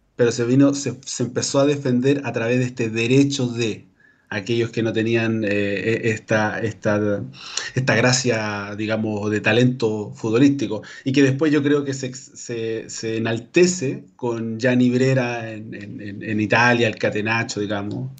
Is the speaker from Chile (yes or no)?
yes; Calama, Antofagasta, Chile; now in Antofagasta, Chile; mi, vida la he hecho en Antofagasta, pero yo soy de Calama, ¿ah? nacido y criado en Calama